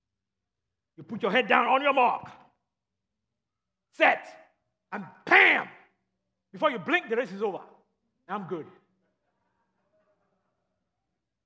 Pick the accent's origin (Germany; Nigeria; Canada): Nigeria; moved away; I grew up in Nigeria and in England when I was growing up. We would go to England on vacation.